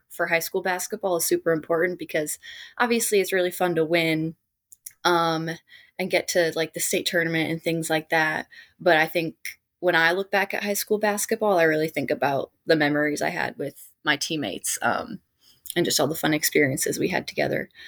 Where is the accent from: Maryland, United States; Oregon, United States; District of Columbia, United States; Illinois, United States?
Illinois, United States; Arlington Heights; went to and played at Hersey High School in Arlington Heights, Illinois, which is my hometown.